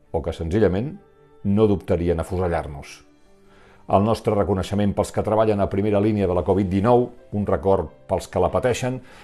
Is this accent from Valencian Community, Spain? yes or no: no; Catalonia, Spain; com a catalans